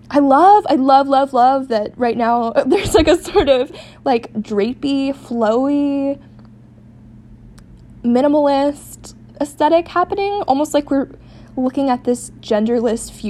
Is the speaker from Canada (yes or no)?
no; Seattle, Washington, United States; but I tell them I'm from Seattle.